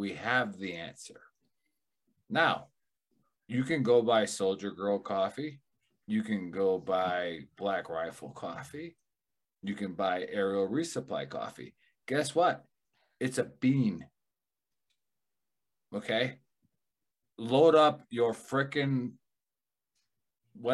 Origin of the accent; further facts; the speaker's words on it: Milwaukee, Wisconsin, United States; I'm from Milwaukee